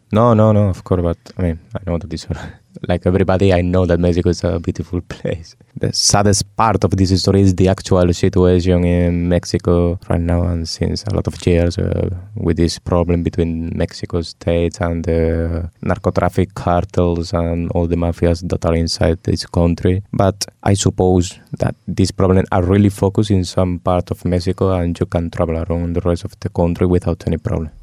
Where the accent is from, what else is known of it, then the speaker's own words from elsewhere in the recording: Spain; English is a second language; moved away as an adult; My town in Spain is only 40,000 inhabitants